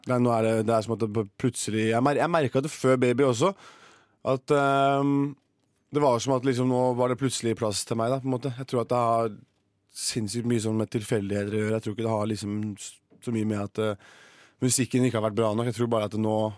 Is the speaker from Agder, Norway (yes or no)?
no; Horten, Vestfold, Norway; moved away as an adult; now in Oslo, Norway; Jeg har bare vært og besøkt moren min hjemme i Horten